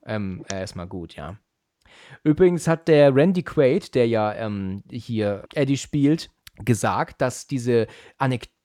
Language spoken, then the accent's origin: German; Germany